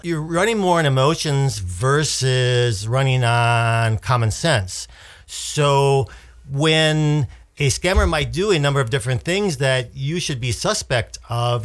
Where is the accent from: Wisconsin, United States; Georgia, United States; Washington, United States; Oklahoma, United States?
Wisconsin, United States; moved away; the Midwest, Wisconsin, where my my family lives